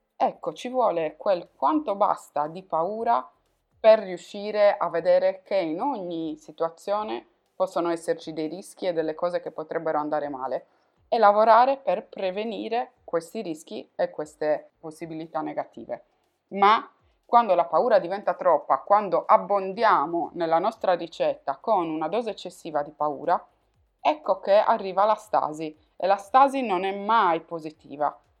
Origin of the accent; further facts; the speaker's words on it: Sardinia, Italy; accent: Sardinian; moved away as an adult; now in Turin, Italy; dalla Sardegna, come puoi probabilmente sentire dal mio accento, mi sono trasferita a Torino